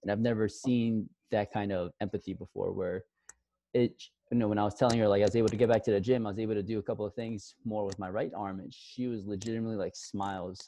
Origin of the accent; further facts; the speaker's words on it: New York City, New York, United States; also born or lived in Buffalo, New York / Miami; I'm originally born and raised in Queens, New York